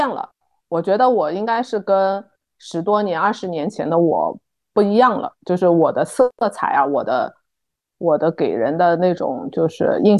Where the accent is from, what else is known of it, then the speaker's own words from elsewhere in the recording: Shanghai, China; 我中国来的，然后我是那个从小是在上海长大的